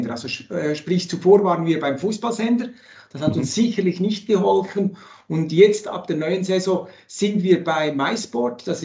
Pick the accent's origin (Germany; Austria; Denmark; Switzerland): Switzerland; Das freut mich immer wieder, wenn ich als Schweizer, wenn ich Basti Schwele oder Peter Kohl zuhören kann und weiteren.